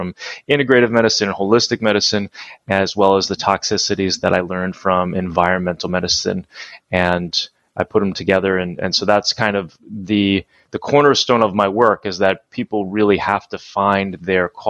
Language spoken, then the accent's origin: English; New Jersey, United States; I grew up in New Jersey